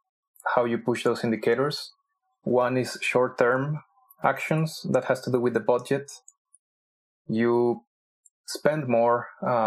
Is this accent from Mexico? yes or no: yes; Mexico; I'm also from Mexico